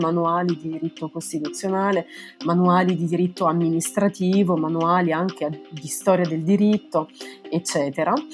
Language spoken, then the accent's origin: Italian; Italy; moved away as an adult; now in Limoges, France; dover lasciare il mio paese